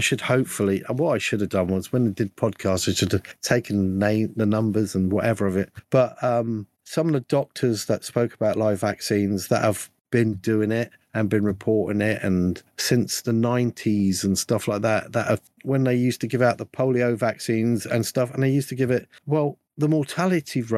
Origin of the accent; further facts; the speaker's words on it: United Kingdom; I'm a Brit